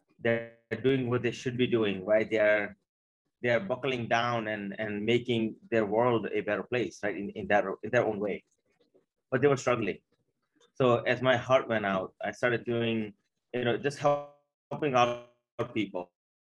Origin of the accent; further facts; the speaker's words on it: India; now in Maryland, United States; I came here from India in 89.